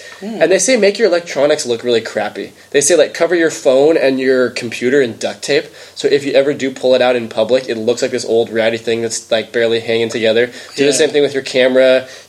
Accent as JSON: {"language": "English", "region": "California", "country": "United States", "said": "We had people come up to us and say, you're from California, huh? And I was like, yeah, how did you know?"}